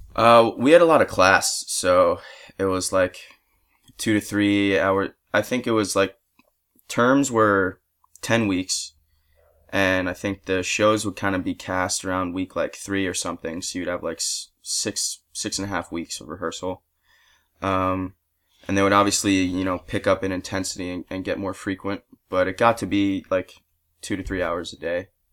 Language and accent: English; Tenafly, New Jersey, United States; now in Los Angeles, United States; I'm from Tenafly, New Jersey, which is, uh, basically like a suburb of New York City, right over the George Washington Bridge